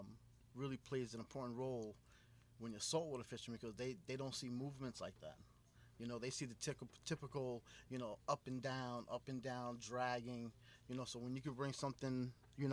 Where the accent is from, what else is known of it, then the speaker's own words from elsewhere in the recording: Riverhead, New York, United States; growing up in Riverhead